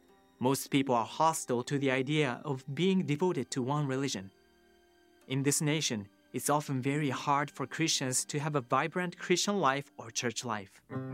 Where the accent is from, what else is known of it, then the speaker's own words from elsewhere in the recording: Japan; moved away as an adult; a missionary to Japan from Faith Church of Lafayette, Indiana. I grew up in Japan for 20 years.